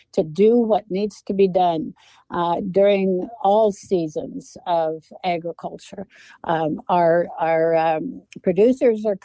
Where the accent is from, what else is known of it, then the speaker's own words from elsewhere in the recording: Moses Lake, Washington, United States; I'm from Moses Lake